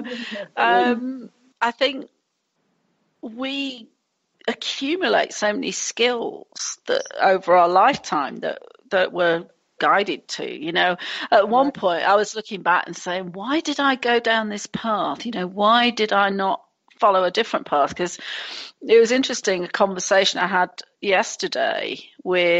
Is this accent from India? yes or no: no; England, United Kingdom; moved away; being English